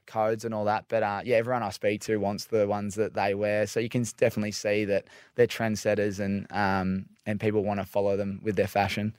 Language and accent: English; Victoria, Australia; I'm from Victoria.